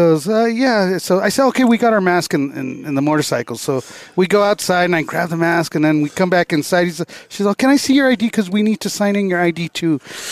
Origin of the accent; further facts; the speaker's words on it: California, United States; I'm from California